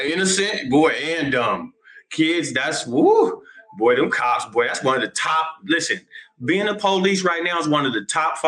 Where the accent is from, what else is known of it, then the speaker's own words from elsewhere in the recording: Seattle, Washington, United States; I'm Seattle, Washington, man, 206 native, South End, Seattle, Washington.